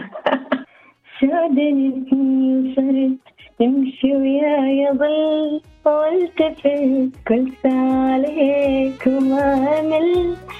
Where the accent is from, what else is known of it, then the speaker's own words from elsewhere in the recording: Iraq; accent: Iraqi; now in Australia; انا من العراق آه، مواليد 1992